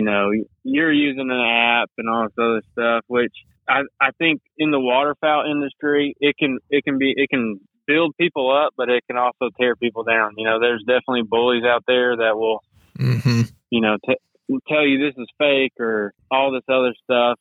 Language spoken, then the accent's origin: English; White House, Texas, United States; also born or lived in Tyler, Texas; So I'm from Tyler, Texas. I actually grew up in White House, Texas. That's just right outside of Tyler.